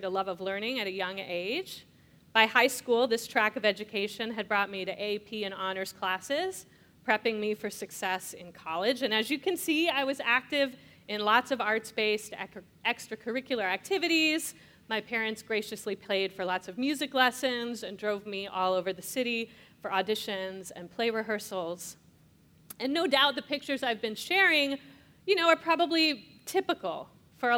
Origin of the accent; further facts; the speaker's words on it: Escondido, California, United States; I grew up in Escondido, California, a North County suburb of San Diego.